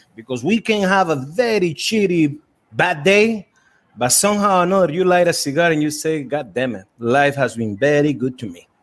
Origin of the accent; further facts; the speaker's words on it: Estelí, Nicaragua; growing up in Esteli was tough